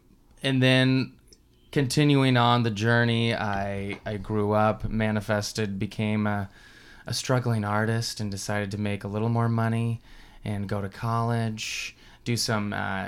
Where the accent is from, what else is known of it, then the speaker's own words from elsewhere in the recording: Washington, United States; moved away; I come from the West, the far West, Washington State, not D.C., which many of these Eastern people mistake it as, and got a little background. Mother is a farmer's daughter kind of thing.